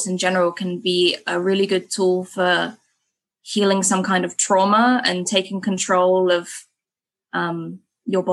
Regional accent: England, United Kingdom; moved away as an adult; now in Bangkok, Thailand; me as an English person

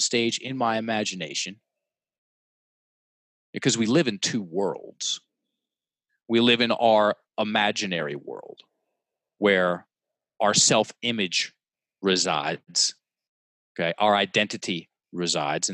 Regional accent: Richmond, Virginia, United States; In my hometown, on the red dot in the most prestigious theater in Richmond

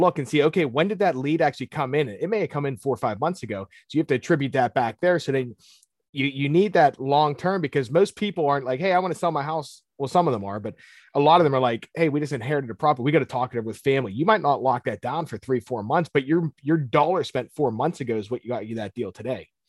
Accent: Pittsburgh, Pennsylvania, United States; I'm born and raised in Pittsburgh

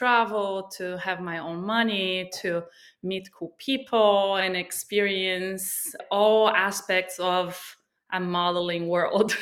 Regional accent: Brazil; moved away as an adult; also born or lived in Miami, United States / New York City, United States; now in Sag Harbor, United States; I'm from Brazil. I came to the United States about 23 years ago

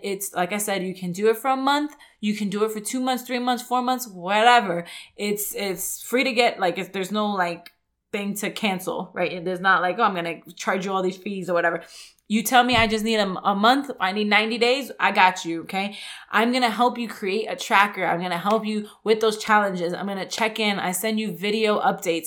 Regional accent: New York, United States; moved away; I grew up in New York

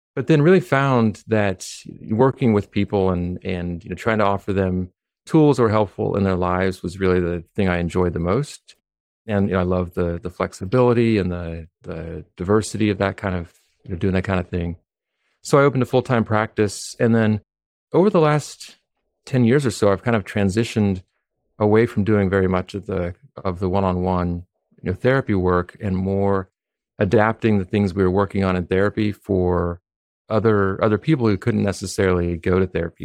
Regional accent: Humboldt County, California, United States; now in Philadelphia, United States; I was born in California

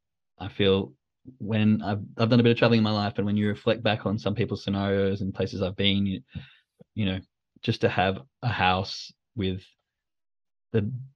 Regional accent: Australia; accent: Australian; I know I've had to dull it down a lot. But my girlfriend was in agreement that when I go back to Australia and start talking to my friends, it just goes out the roof and you just can't understand it.

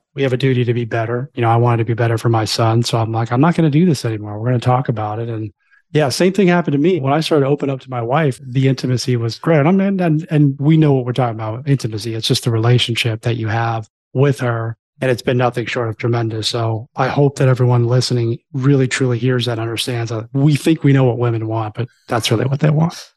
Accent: Florida, United States; I grew up in Florida, too

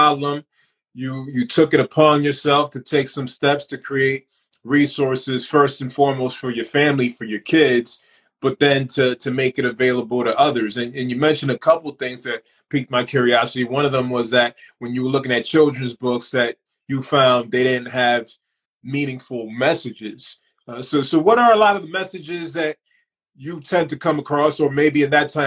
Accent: United States; I've lived most of my life, all of my life, really, in the United States

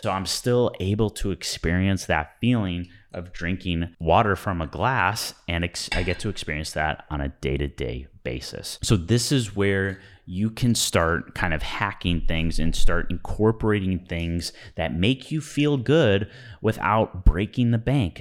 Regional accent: Midwest, United States; growing up in the Midwest

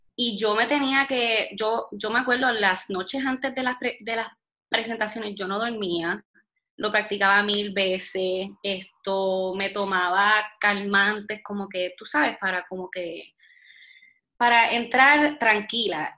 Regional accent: Puerto Rico; soy de Puerto Rico

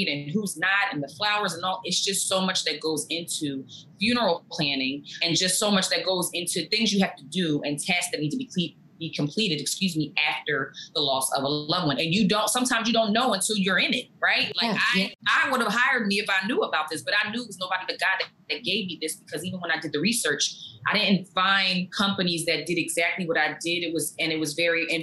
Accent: New Jersey, United States; also born or lived in Maryland; I'm from Jersey. I'm a native of Jersey. I was born here, still live here.

